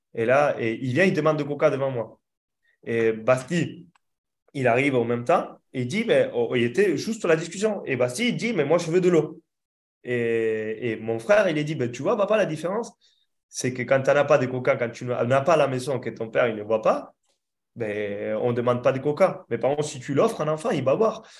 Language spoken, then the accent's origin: French; Argentina; now in France